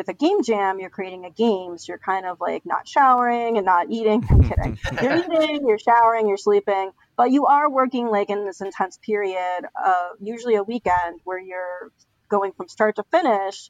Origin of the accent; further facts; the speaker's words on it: Stony Brook, New York, United States; I grew up on Long Island, which is in New York State.